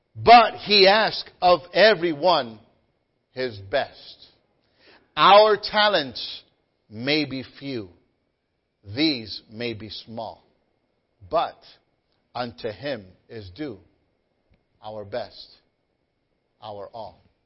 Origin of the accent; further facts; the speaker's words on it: Guayanilla, Puerto Rico; when I was growing up in Guayanilla, Puerto Rico, we were very poor